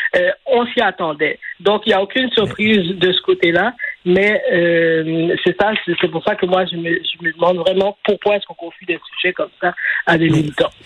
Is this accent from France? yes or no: no; Montreal, Quebec, Canada; j'ai grandi à Saint-Michel, j'ai vécu là jusqu'en 2012